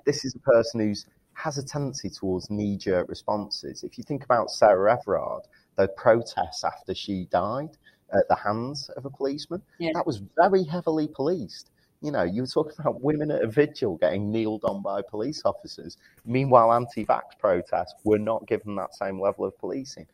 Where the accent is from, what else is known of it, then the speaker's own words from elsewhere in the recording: Manchester, North West England, United Kingdom; accent: Mancunian; my Mancunian accent